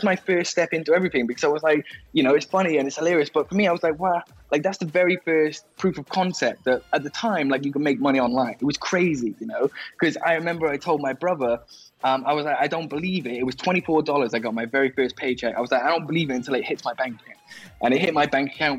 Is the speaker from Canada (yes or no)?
no; Wales, United Kingdom; I grew up in Wales in the UK